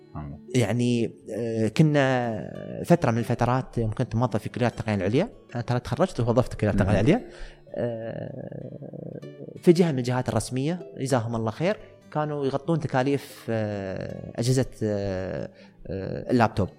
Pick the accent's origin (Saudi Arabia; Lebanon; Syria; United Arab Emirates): United Arab Emirates; عندنا في الإمارات